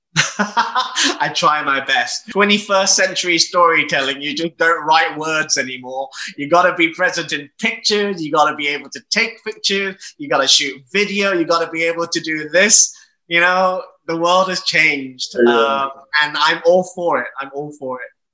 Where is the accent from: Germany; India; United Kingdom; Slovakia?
United Kingdom; I'm proudly British, I'm gay, and I'm of Asian descent